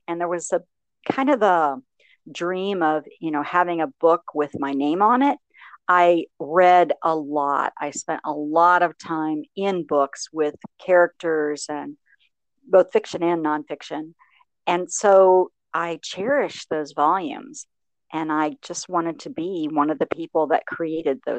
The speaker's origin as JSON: {"language": "English", "area": "Licking County", "region": "rural Ohio", "country": "United States", "tie": "born or raised there", "said": "I grew up in rural Ohio in Licking County, which is a kind of farming community."}